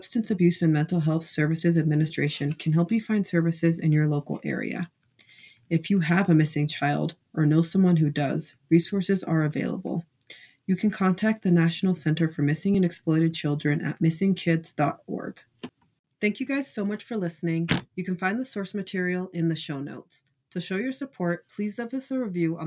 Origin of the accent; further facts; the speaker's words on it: California, United States; I grew up in California and I spent like my entire childhood and then teenage years volunteering at this homeless shelter